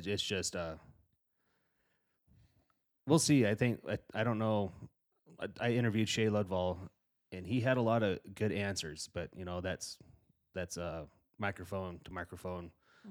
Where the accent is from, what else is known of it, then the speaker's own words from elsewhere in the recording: Gillette, Wyoming, United States; But like I said, I grew up in Gillette. I grew up in my dad owned a construction outfit, and I grew up in that welding shop, and I was raised by a lot of those guys.